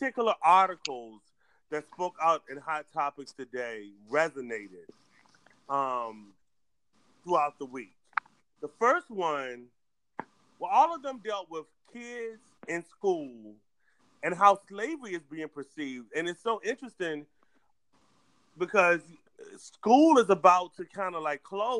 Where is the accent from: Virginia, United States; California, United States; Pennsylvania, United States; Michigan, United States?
Virginia, United States; Alloway County; Alloway County, Virginia, my hometown